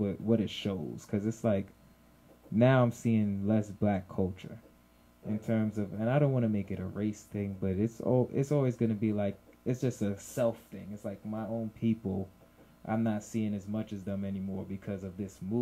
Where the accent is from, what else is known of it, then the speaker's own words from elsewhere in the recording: New York City, New York, United States; I'm from Flatbush too.